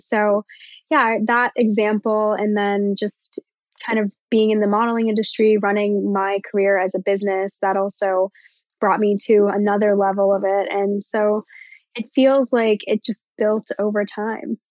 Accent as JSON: {"language": "English", "region": "Virginia", "country": "United States", "said": "I'm from Virginia."}